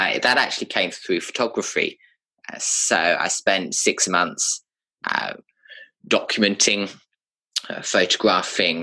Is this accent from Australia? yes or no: no; United Kingdom; moved away; I'm British by birth.